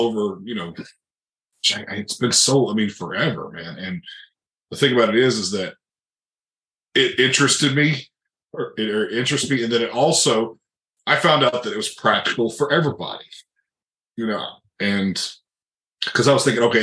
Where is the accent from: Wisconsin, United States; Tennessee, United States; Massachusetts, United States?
Tennessee, United States; Memphis; my roots, I'm from Memphis, Tennessee